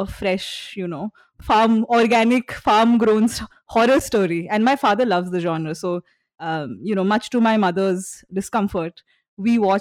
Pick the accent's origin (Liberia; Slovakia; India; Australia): India; Guwahati, Assam; also born or lived in Shillong, Meghalaya, India; I was born in Shillong and I was brought up in Guwahati. So these are cities in Northeast India